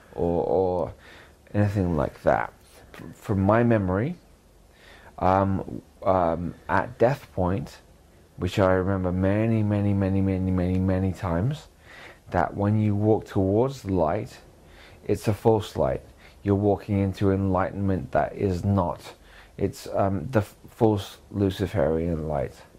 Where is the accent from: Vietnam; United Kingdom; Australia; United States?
United Kingdom; Canterbury, South East England; also born or lived in Brighton / Lewes / Hastings; I moved to Canterbury, Canterbury, when I was uh, nine